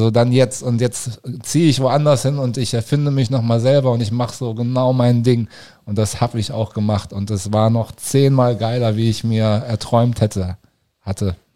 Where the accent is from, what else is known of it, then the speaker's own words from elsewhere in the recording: Cologne, North Rhine-Westphalia, Germany; now in Berlin, Germany; Ich bin 2012 von Köln, meiner Heimatstadt, nach Berlin gekommen.